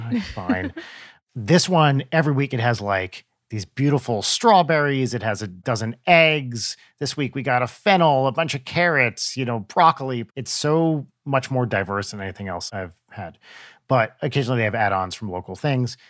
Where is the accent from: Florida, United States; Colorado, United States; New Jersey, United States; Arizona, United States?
New Jersey, United States; growing up in Jewish New Jersey